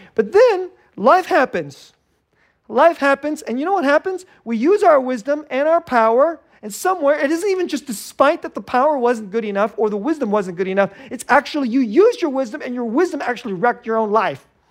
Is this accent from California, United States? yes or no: yes; Silicon Valley, California, United States; moved away as an adult; I'm from Silicon Valley